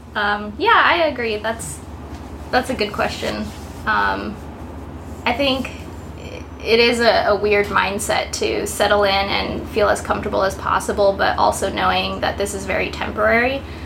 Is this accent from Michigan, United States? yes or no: no; Downey, California, United States; moved away as an adult; now in New York City, United States; I'm from Los Angeles area, Downey specifically